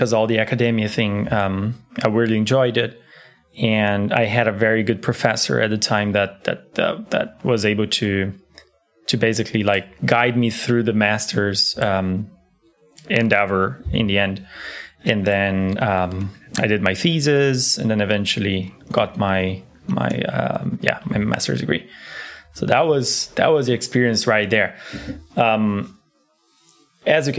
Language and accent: English; Brazil; now in Berlin, Germany; I'm from Brazil.